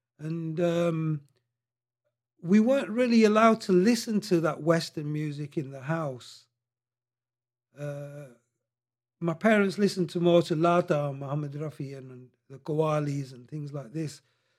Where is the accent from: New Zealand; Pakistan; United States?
Pakistan; Mandra, Punjab; born there; I was born in just outside Rawalpindi, and I was born in this place called Mandra, which is notorious for murderers.